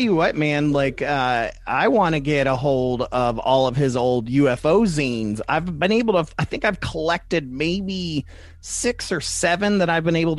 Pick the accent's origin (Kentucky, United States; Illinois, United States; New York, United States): Kentucky, United States; We're from Kentucky